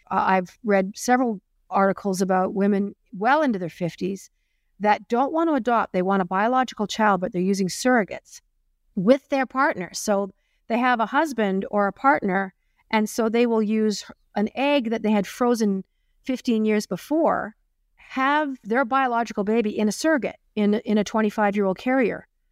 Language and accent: English; Springbank, Alberta, Canada; growing up in Spring Bank, Alberta